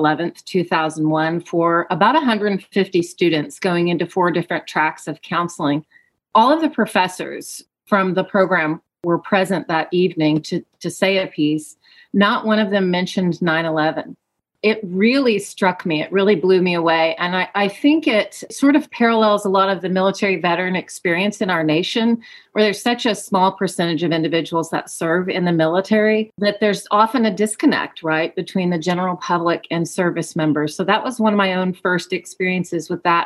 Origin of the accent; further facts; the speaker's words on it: Georgia, United States; moved away as an adult; also born or lived in Portland, Oregon; now in Central Oregon, United States; I'm actually originally from Georgia, and I lived in Georgia until I was 28 when I relocated across the country to Portland for graduate school